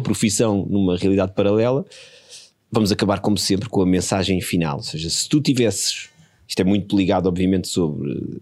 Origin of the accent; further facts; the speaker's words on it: Porto Brandão, Setúbal, Portugal; eu fui criado ali em pequeno no Porto Brandão, a minha família é de Porto Brandão